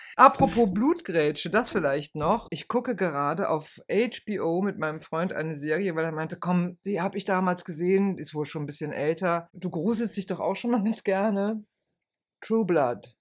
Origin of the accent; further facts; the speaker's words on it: Rhineland, Germany; ich bin ja Rheinländerin